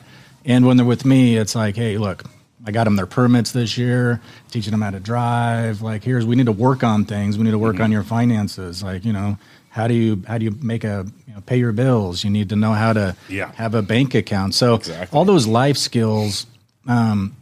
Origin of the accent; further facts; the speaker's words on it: Central Point, Oregon, United States; moved away as an adult; also born or lived in Las Vegas, Nevada; I grew up in Oregon